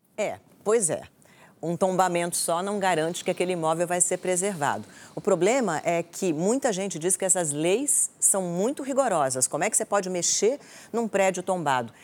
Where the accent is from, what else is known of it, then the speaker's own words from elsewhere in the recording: Brasília, Federal District, Brazil; eu nasci em Brasília, então eu nasci numa cidade tombada